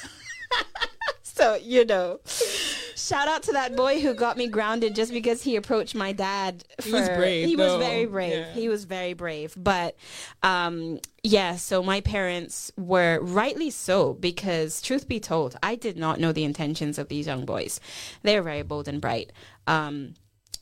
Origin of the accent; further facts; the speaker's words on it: Cayman Islands; now in Scotland, United Kingdom; I am from the Cayman Islands